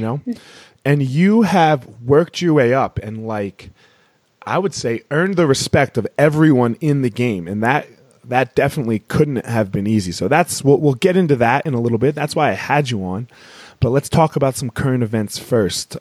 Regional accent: Philadelphia, Pennsylvania, United States; I grew up in Philly

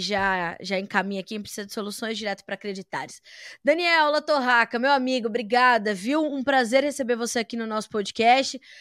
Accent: Brazil; me atormenta como brasileira

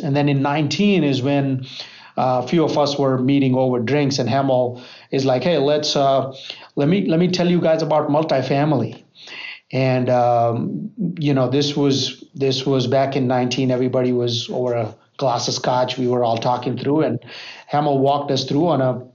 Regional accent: Charlotte, North Carolina, United States; I'm from Charlotte, North Carolina

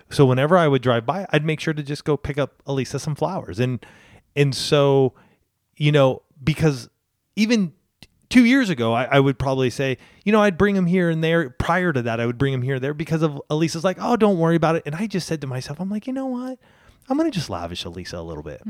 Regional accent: Southern California, United States; I grew up in Southern California

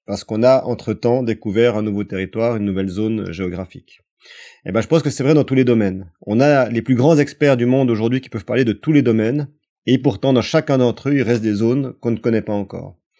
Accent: France; chez nous en France

